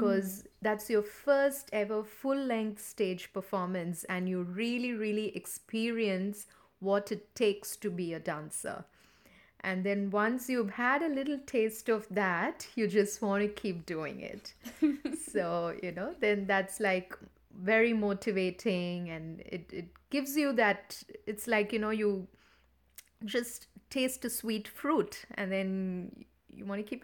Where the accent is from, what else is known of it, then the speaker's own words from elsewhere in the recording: India; now in Sydney, Australia; When I moved from India to Australia, I moved to southwest Sydney, and that was due to a personal, you know, circumstance at the time.